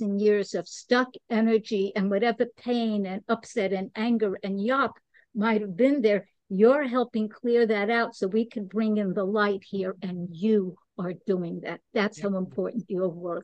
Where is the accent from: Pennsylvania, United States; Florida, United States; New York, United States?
New York, United States; New York City; moved away as an adult; now in Costa Rica; I am from New York. Okay. I'm born in Brooklyn. Okay. And then I lived in the city for years and then left. And now I'm here in Costa Rica